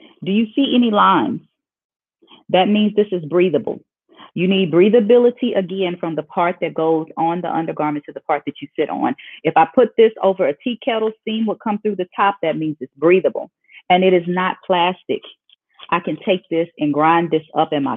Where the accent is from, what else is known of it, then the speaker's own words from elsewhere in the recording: Oklahoma, United States; I'm from Oklahoma, born and raised